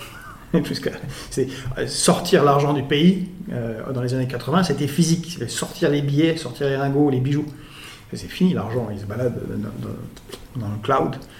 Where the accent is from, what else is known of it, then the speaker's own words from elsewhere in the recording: Belgrade, Serbia; now in France; je suis né à Belgrade